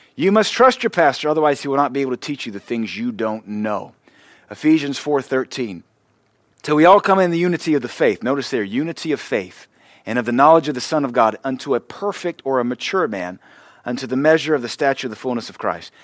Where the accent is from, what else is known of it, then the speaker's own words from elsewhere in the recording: the American South, United States; I'm a Southerner.